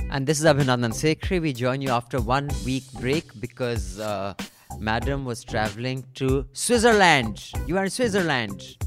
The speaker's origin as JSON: {"language": "English", "town": "Dehradun", "region": "Uttarakhand", "country": "India", "tie": "born or raised there", "said": "my hometown is Dehradun"}